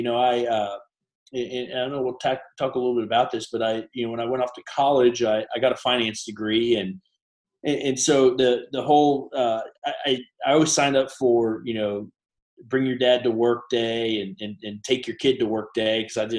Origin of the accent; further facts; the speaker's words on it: Chicago, Illinois, United States; also born or lived in Tennessee / California; And so I was born in Tennessee, where they were having some issues at some banks there. And then we went out to California for a little while. And then we were in Illinois. And really my first memories were in the Chicago area. We were in the suburbs